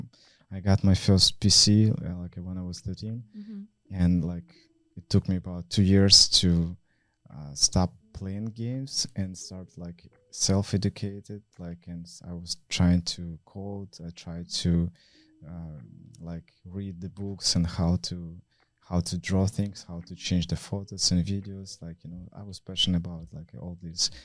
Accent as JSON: {"language": "English", "town": "Vladivostok", "region": "Primorsky Krai", "country": "Russia", "tie": "born or raised there", "also_born_or_lived": "Moscow", "moved": "as an adult", "said": "I was grew up in Vladivostok City"}